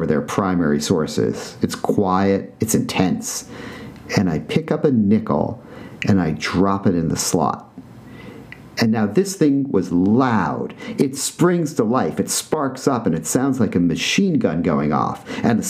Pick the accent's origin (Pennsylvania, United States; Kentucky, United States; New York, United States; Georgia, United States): New York, United States; New York City; when I was a kid growing up on the Upper West Side of Manhattan